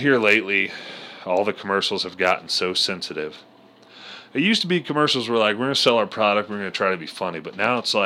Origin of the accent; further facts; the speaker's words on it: Alabama, United States; being from Alabama